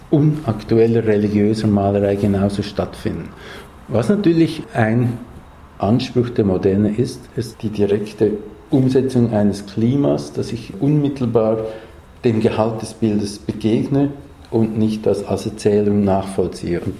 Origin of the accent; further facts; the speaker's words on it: Switzerland; Für uns für mich als Schweizer vielleicht noch überraschender als für andere, gibt es diese apokalyptischen Landschaften